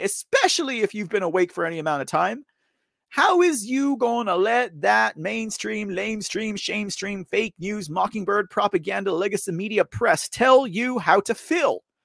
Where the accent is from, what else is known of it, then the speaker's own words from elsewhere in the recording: Texas, United States; I'm from Texas